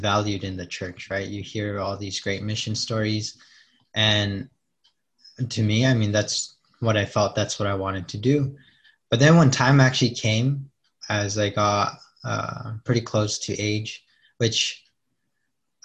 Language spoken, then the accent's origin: English; Fillmore, California, United States; I grew up in Fillmore